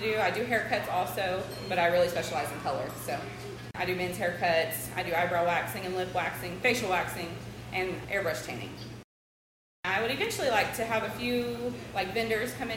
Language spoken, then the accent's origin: English; Clifton, Texas, United States; also born or lived in Waco; I'm from Clifton. I graduated from Clifton